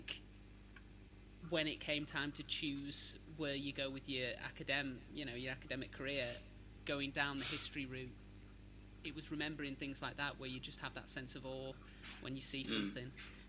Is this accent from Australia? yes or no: no; Southport, North West England, United Kingdom; I'm from Southport, and our town is ridiculously young for English standards. We're a Victorian town that sprang up properly in the 1800s, really.